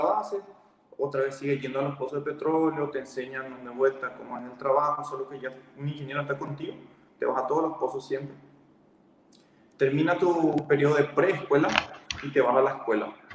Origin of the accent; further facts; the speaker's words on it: Ciudad del Este, Alto Paraná, Paraguay; moved away as an adult; also born or lived in Minas Gerais, Brazil; soy de Ciudad del Este.